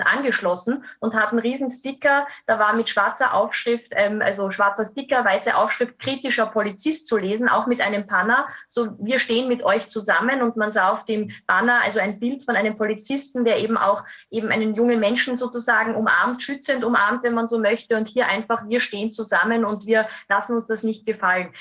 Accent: Graz, Styria, Austria; hier nach Graz zu kommen. Das ist meine Heimatstadt.

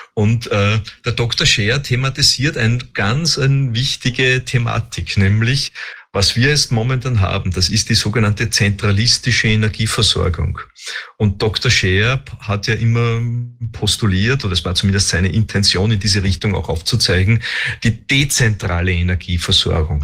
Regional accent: Austria; bei uns in Österreich

